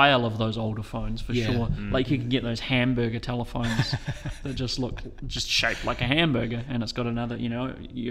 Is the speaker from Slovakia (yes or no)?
no; Masterton, Wellington, New Zealand; moved away; It was back in my hometown, Masterton, recently